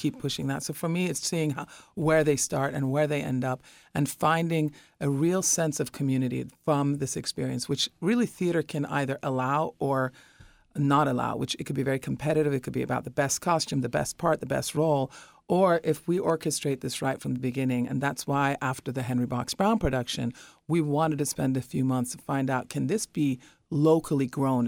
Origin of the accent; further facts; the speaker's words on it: Iran; now in New York City, United States; I'm originally from Iran, and we had a turbulent, uh, escape from our country